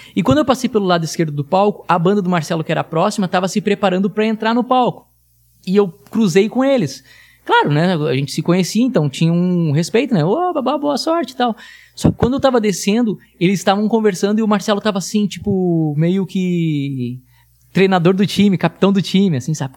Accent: Tramandaí, Rio Grande do Sul, Brazil; A gente nasceu na mesma cidade, somos de Tramandaí, Rio Grande do Sul, litoral gaúcho

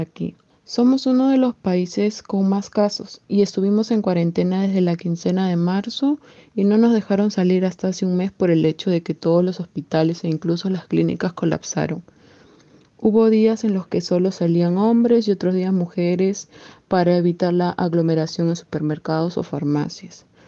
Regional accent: Germany; la mejor amiga de Joana y soy de Alemania

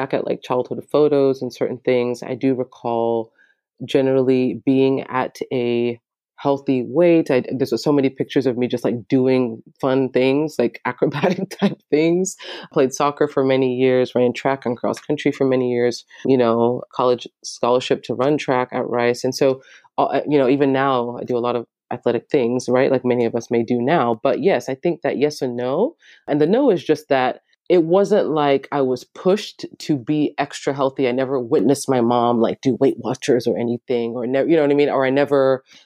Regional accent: Houston, Texas, United States; also born or lived in London, United Kingdom; I grew up in London for most of my childhood, actually, till I was 10, and then moved to Houston, Texas. And I went to middle school at Kipp Academy Middle Schools, a charter school in Houston

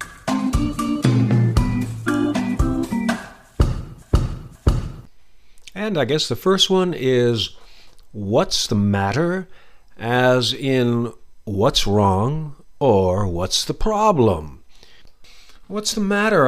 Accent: United States; accent: American; that's my American accent

